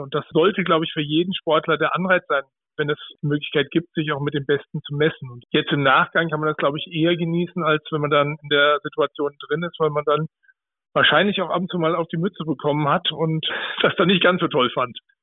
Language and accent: German; Germany; bei uns in Deutschland